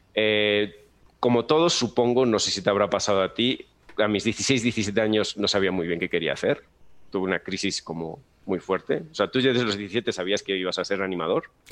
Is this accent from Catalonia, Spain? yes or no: no; Galicia, Spain; moved away as an adult; now in Mexico; yo soy de Galicia, para quien no sepa, Galicia es una comunidad que está al norte de España